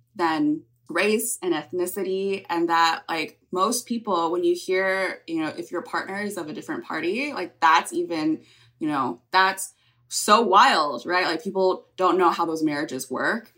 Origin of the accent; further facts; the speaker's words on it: California, United States; I grew up in California